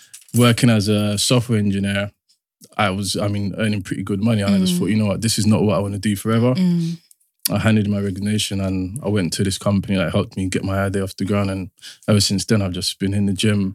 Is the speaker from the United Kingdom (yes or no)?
yes; London, United Kingdom; I'm from South London, Peckham